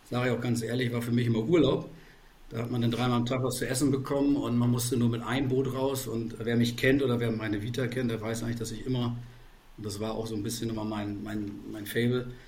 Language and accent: German; Verden, Lower Saxony, Germany; Ich komme komm tatsächlich aus Pferden an der Aller mit V, kennen die wenigsten, kleiner Verein äh, südlich von Bremen.